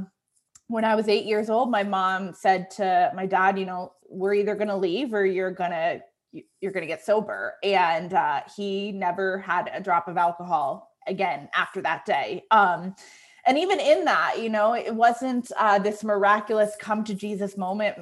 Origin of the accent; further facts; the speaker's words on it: Connecticut, United States; also born or lived in New York City; I had applied for a job in Connecticut, where I was from, at a pretty big nonprofit.